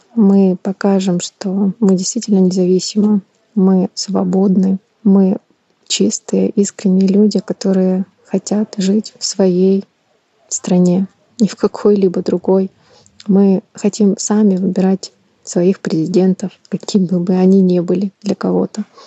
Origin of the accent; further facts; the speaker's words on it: Kyiv, Ukraine; also born or lived in Crimea; Я коренная украинка. Мне 35 лет. Родилась в прекрасном городе, столице Украины, Киев.